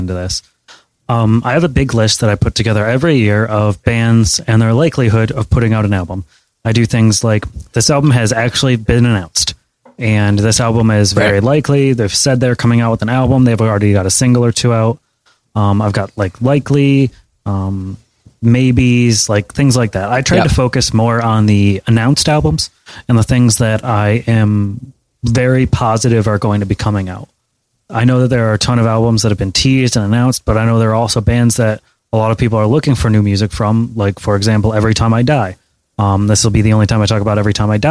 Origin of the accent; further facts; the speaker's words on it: Troy, Michigan, United States; Coming from Troy, Michigan